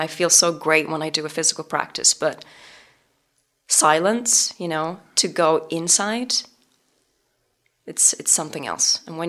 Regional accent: England, United Kingdom; moved away as an adult; now in Los Angeles, United States; And this was in Los Angeles when I moved from England to LA.

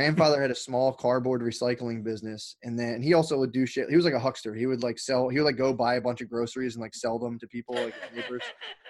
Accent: Garnet Valley, Pennsylvania, United States; also born or lived in Havertown, Pennsylvania / West Philadelphia; I grew up in Delaware County. So I grew up mostly in Garnet Valley, but my family – I was born in Havertown and then went out to Garnet Valley. So I was in the hills of Delaware County.

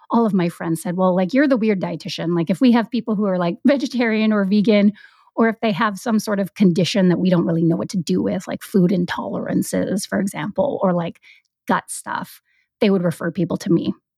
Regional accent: Vancouver Island, British Columbia, Canada; moved away as an adult; now in Vancouver, Canada; I grew up on Vancouver Island

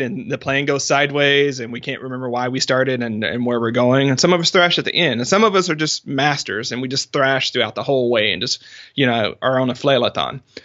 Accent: the South, United States; I'm from the South

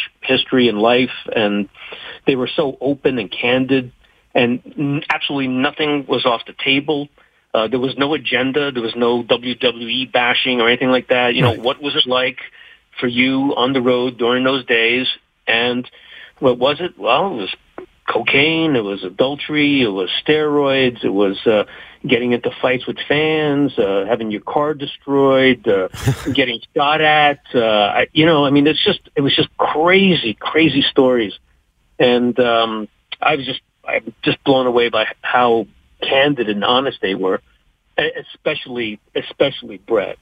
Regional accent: Montreal, Quebec, Canada; I grew up in Montreal.

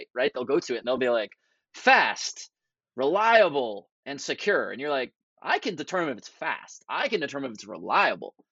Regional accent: Boston, Massachusetts, United States; moved away; I'm originally from the Boston area

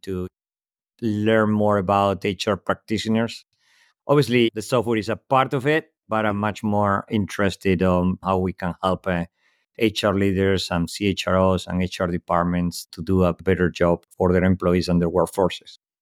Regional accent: Spain; English is a second language; moved away; also born or lived in Europe; clearly not native in English speaker, born in Spain, lived most of my life across Europe

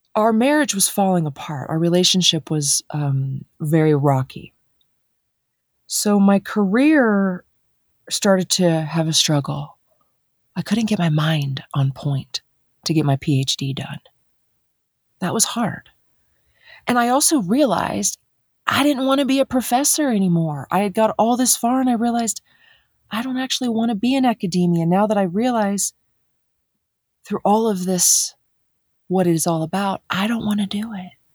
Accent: Dayton, Ohio, United States; now in Colorado, United States; So I grew up in Dayton, Ohio. And I am a Midwest girl

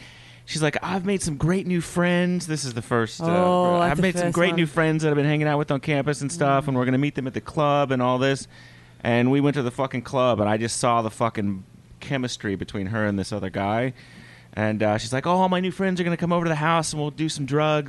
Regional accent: Oklahoma, United States

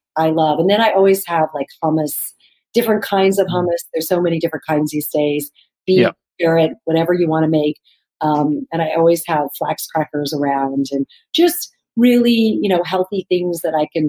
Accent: Arizona, United States; also born or lived in New York; now in Los Angeles, United States; I love Mexican food because of growing up in Arizona

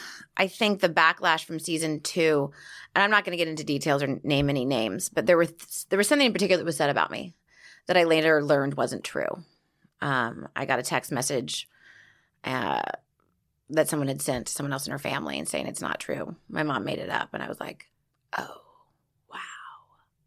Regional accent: Laguna Beach, California, United States; I grew up in Laguna Beach, which is a very gay-friendly town

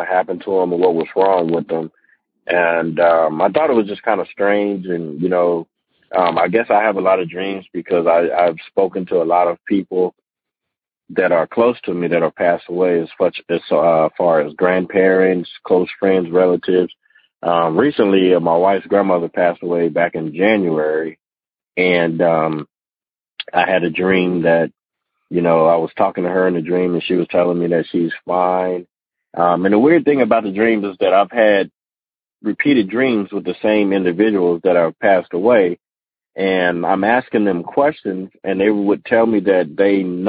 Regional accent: Las Vegas, Nevada, United States; moved away as an adult; now in Atlanta, United States; I'm born and raised in Vegas. I just moved to Atlanta recently

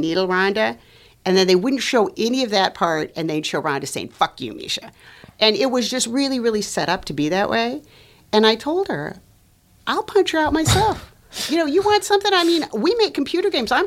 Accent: Los Angeles, California, United States; moved away as an adult; also born or lived in North Dakota; I am Latina from Los Angeles.

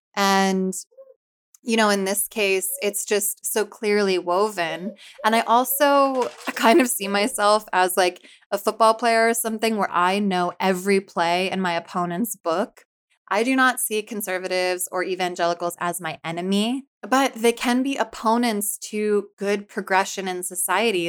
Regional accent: Philadelphia, Pennsylvania, United States; also born or lived in New Jersey; I'm from Philly

